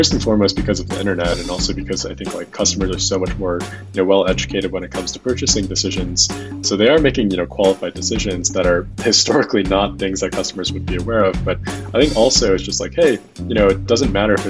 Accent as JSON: {"language": "English", "town": "Chicago", "region": "Illinois", "country": "United States", "tie": "born or raised there", "also_born_or_lived": "Massachusetts", "moved": "as an adult", "said": "I grew up in Chicago, went to school out east at a small school called Babson."}